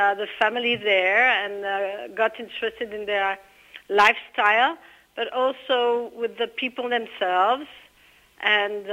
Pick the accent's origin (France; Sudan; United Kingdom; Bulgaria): France; now in Israel; I was raised in France